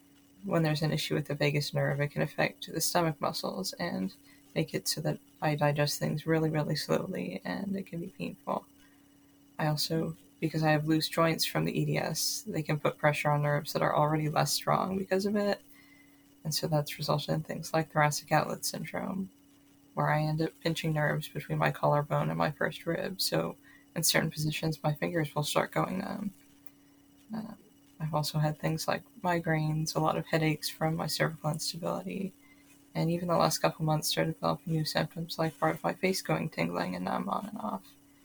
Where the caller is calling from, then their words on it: Seattle, Washington, United States; I'm calling from Seattle, Washington here